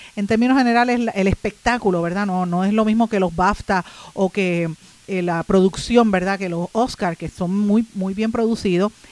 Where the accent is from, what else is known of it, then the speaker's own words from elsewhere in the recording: Puerto Rico; aquí nosotros como puertorriqueños